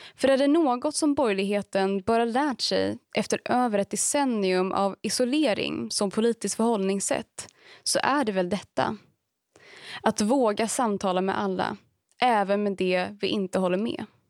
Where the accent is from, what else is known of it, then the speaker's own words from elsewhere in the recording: Dalarna County, Sweden; jag är både född och uppvuxen i Dalarna